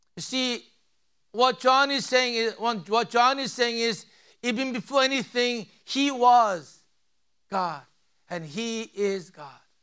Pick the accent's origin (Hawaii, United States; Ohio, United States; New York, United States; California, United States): Hawaii, United States; moved away; I'm from Hawaii.